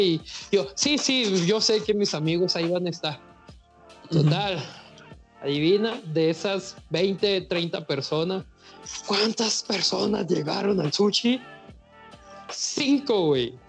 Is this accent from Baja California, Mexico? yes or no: no; Mazatlán, Sinaloa, Mexico; Yo soy de Mazatlán